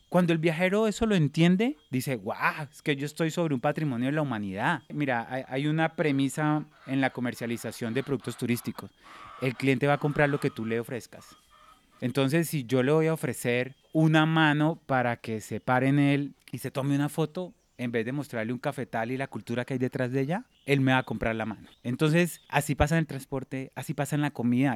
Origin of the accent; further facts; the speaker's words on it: Neiva, Huila, Colombia; moved away as an adult; yo vengo de la ciudad de Neiva, en, el departamento del Huila